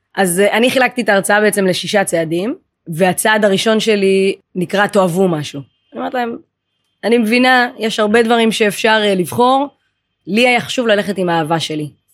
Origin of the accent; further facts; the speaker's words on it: Israel; נולדתי בארץ, אבל ההורים הביולוגיים הם אתיופים, ממוצא אתיופי